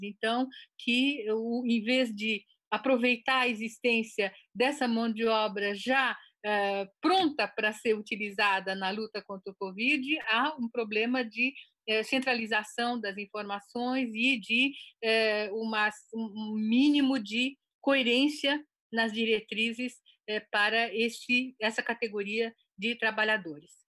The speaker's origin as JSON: {"language": "Portuguese", "country": "Brazil", "tie": "born or raised there", "also_born_or_lived": "Japan", "said": "nós que somos brasileiros, eu me considero brasileira, embora tenha nascido no Japão e tenha ido para o Brasil já com quase seis anos"}